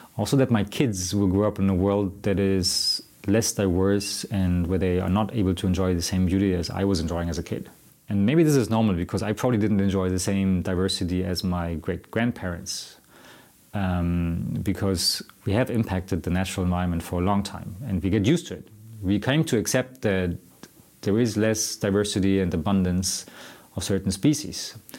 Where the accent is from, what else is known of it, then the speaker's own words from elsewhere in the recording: Germany; now in Sweden; I'm from Germany